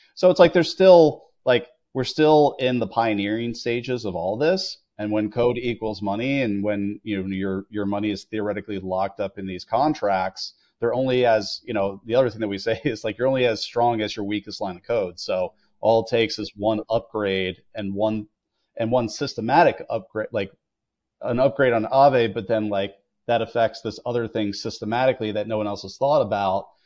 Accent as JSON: {"language": "English", "country": "United States", "said": "as an American"}